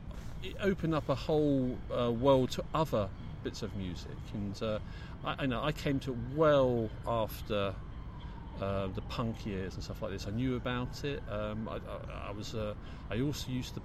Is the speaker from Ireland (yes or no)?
no; London, United Kingdom; we're blokes from the Big Smoke